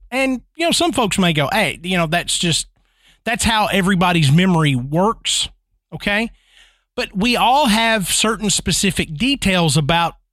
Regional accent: Ann Arbor, Michigan, United States; moved away; I grew up in the Ann Arbor, Michigan area. Here we are, Michigan again.

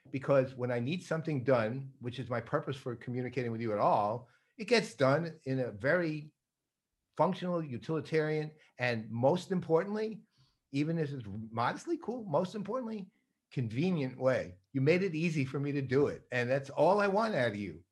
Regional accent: New York, United States; moved away; I'm born and raised in New York

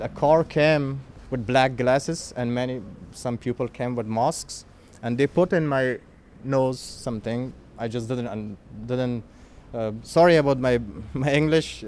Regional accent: Kabul, Afghanistan; English is a second language; moved away as an adult; now in Rome, Italy; I'm from Afghanistan, from Kabul. I'm born in Kabul. I had a very comfortable life there.

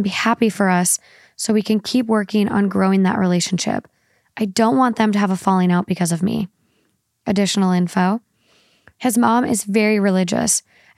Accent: Spain; born there; I was born in Spain and most of my family lives there, from both my mom and dad's side.

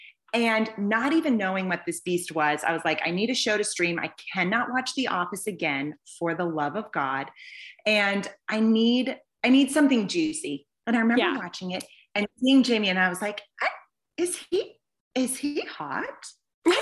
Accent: Boston, Massachusetts, United States; moved away; I'm originally from Boston, Massachusetts

